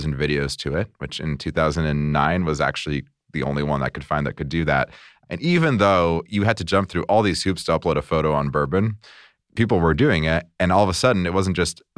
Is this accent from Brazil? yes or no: yes; Brazil; now in United States; I come from Brazil. I was on a work visa